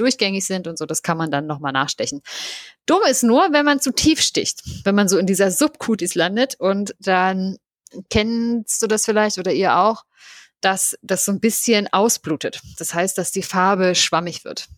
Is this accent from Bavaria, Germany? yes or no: no; home town in Brandenburg, Germany; in meinem Heimatort auf einem Weinberg